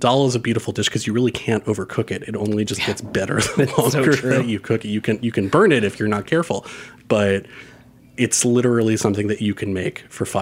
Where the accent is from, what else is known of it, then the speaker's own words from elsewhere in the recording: New York City, New York, United States; I grew up in Forest Hills, Queens, which is sort of right on the border of where like Queens becomes urban to suburban